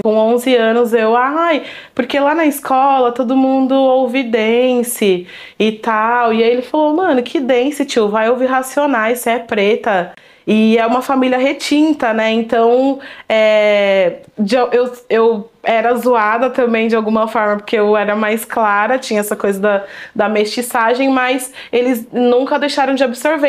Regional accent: São Paulo, Brazil; Eu nasci aqui em São Paulo, na Zona Sul, é, Vila Joaniza.

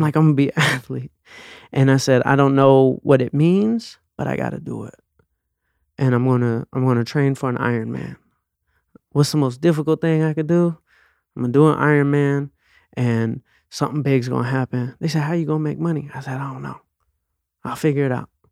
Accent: Atlanta, Georgia, United States; I grew up in Atlanta.

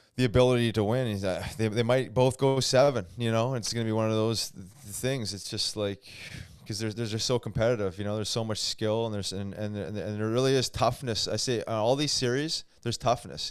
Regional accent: Canada; as a Canadian

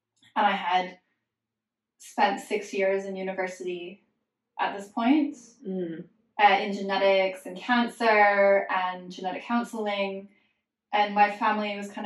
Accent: Alberta, Canada; I'm from Alberta in Canada, which is the Texas of Canada

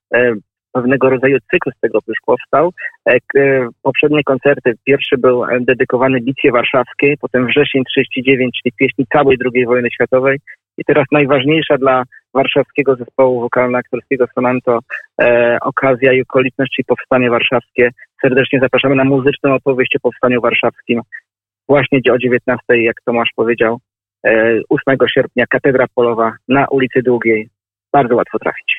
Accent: Warsaw, Masovian Voivodeship, Poland; jestem mieszkańcem Woli nie no, urodziłem się w tej dzielnicy, ale mieszkałem e, w niej kilkanaście lat.

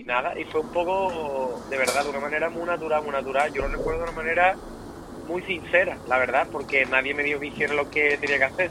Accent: Rota, Andalusia, Spain; accent: gaditano; soy roteño, un pueblo de Cádiz

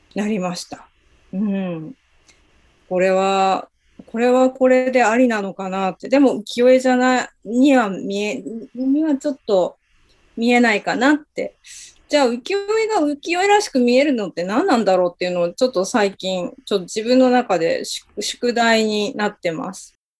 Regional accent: Hirado, Nagasaki, Japan; moved away; 自分の実家が長崎県の平戸にあるんですけれども

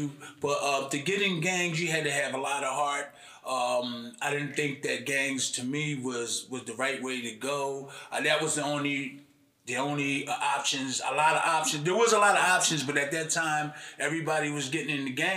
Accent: Philadelphia, Pennsylvania, United States; I was born on Emily Street, 7th and Emily

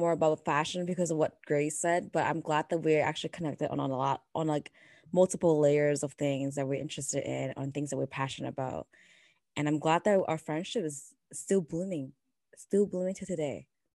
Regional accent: Canada; now in United States; As a Canadian and an Asian American woman

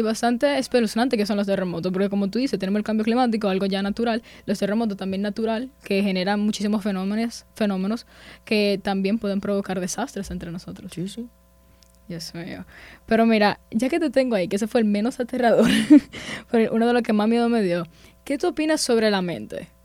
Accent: Dominican Republic; nosotros como dominicanos

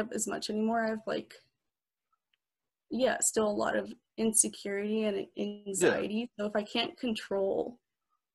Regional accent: San Diego, California, United States; moved away as an adult; now in Davis, United States; I'm from San Diego, and I moved here for school. So I live in Davis currently

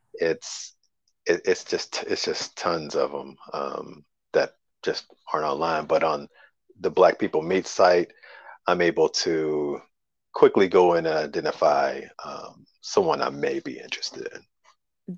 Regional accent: Kentucky, United States; also born or lived in Chicago area; now in Chicago, United States; I'm from Kentucky, but I'm living in the uh, Chicago area

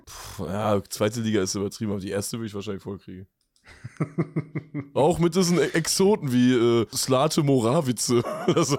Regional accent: Lippstadt, North Rhine-Westphalia, Germany; ich komme aus Lippstadt

